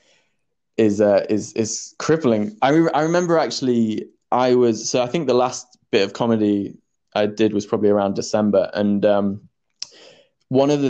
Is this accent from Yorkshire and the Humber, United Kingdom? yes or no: yes; Yorkshire and the Humber, United Kingdom; moved away as an adult; now in London, United Kingdom; I grew up in Yorkshire, moved down to London to go to drama school